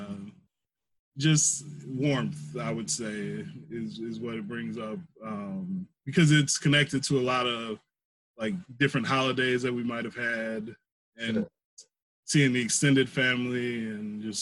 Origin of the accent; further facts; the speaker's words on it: Milwaukee, Wisconsin, United States; I'm from Milwaukee, Wisconsin. Great city on a great lake, I like to say. I grew up kind of in like the central city, inner city of Milwaukee.